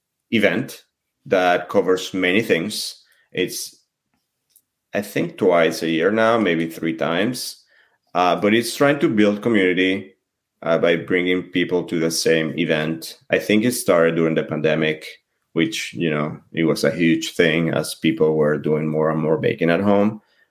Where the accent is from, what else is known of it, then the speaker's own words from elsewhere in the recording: France; Well, you know, macarons are also they're also expensive in France, right? And I grew up in a modest household, so I didn't always have them.